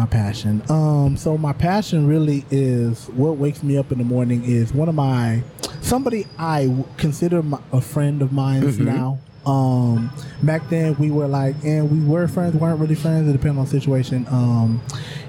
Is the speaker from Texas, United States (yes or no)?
yes; Houston, Texas, United States; I'm originally from Houston, Texas, born and raised in Houston, Texas.